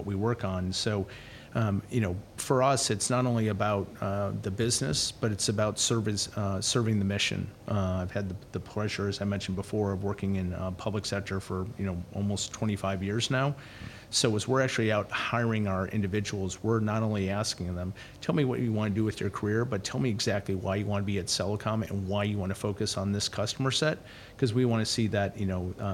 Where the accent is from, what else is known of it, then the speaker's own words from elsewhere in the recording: Canada; moved away; I'm from Canada.